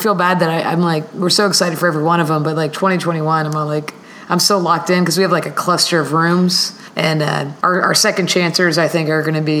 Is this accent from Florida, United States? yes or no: yes; Miami, Florida, United States; My hometown.